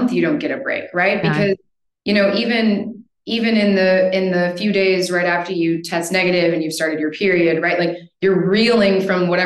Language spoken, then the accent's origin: English; United States; accent: American; moved away as an adult; now in Spain; as you can hear from my accent, I'm an American living in Spain